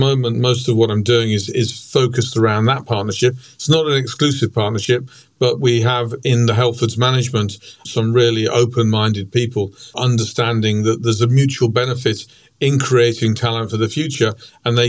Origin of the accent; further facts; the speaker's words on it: Stratford-upon-Avon, West Midlands, United Kingdom; also born or lived in Birmingham; we moved to a place that you'll know, Stratford-on-Avon, famous for Shakespeare, when I was 10 months old. So I call Stratford home